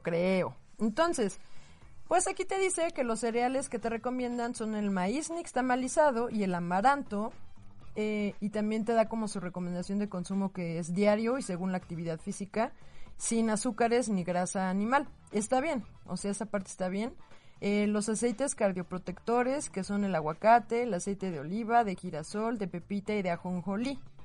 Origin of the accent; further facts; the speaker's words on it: Mexico; somos muchísimos mexicanos